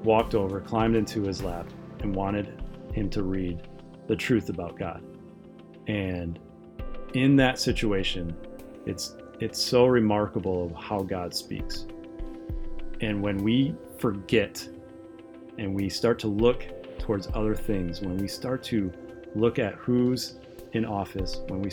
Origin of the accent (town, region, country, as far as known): United States